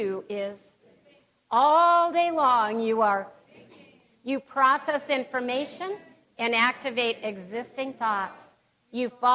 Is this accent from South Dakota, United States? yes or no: yes; Pierre, South Dakota, United States; Growing up in Pierce, South Dakota